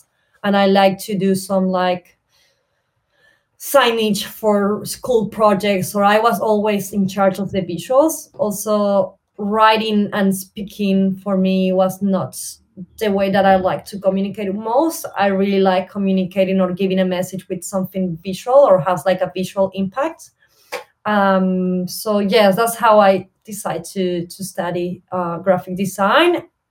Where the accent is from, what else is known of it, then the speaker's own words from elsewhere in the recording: Córdoba, Argentina; English is a second language; now in Buenos Aires, Argentina; So I started uni at Buenos Aires. I'm original from Cordoba, which is like 8 hours from Buenos Aires. So I moved to Buenos Aires.